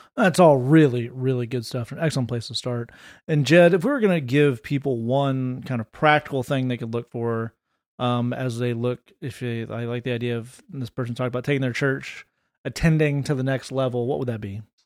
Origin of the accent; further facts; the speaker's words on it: Tennessee, United States; I played uh, high school football because I'm from Tennessee